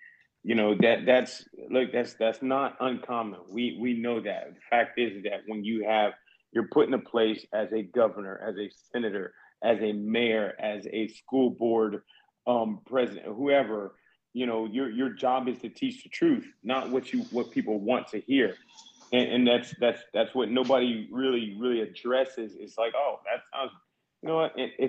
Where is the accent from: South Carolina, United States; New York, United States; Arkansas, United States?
South Carolina, United States; I'm from South Carolina.